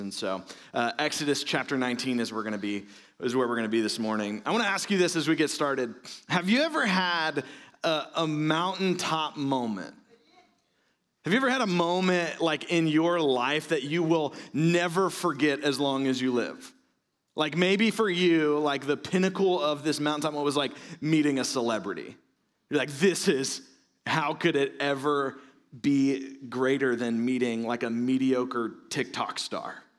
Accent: Florida, United States; I'm from Florida.

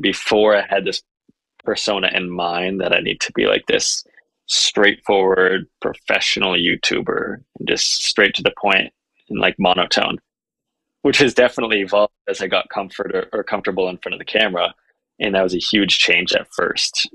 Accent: Vermont, United States; now in Utah, United States; I came from Vermont. I now live in Utah

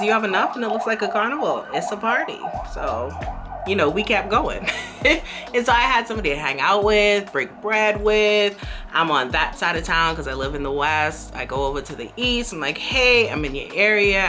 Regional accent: Bahamas; moved away as an adult; now in Beijing, China; I'm from the Bahamas and we have beaches for days

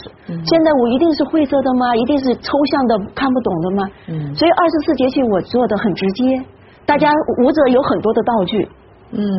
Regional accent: China; 我们中国人

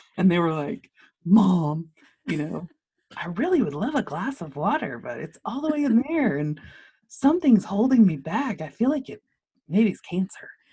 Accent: Lubbock, Texas, United States; I grew up in Lubbock, I grew up, um, on Flynn Avenue

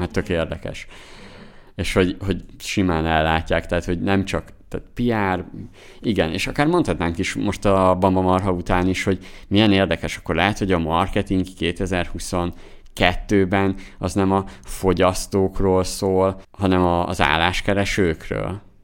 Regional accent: Zala, Hungary; moved away; mi, mi Zolából származunk, Somogy megyéhez közel

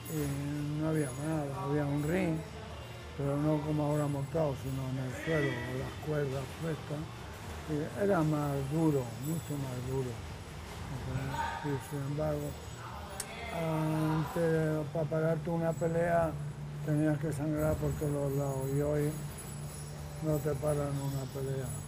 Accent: Madrid, Community of Madrid, Spain; moved away as an adult; also born or lived in Córdoba; now in Palma, Spain; Nací en el 43, eh, nací en Córdoba, pero de pequeño me llevaron a Madrid mis padres

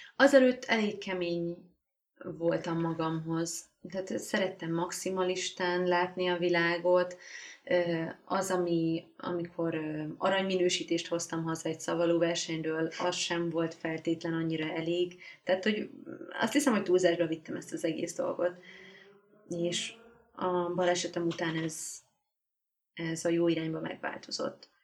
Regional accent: Hungary; moved away as an adult; now in Budapest, Hungary; Én falun nőttem föl

